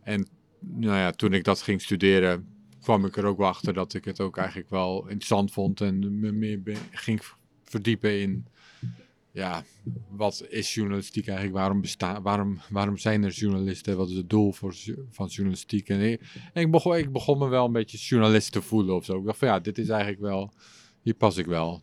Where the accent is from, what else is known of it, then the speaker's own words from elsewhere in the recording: Schagen, North Holland, Netherlands; first language English; also born or lived in England; now in Utrecht, Netherlands; in het dorpje waar ik vandaan kom, het stadje. Schagen, daar noemen ze het een stad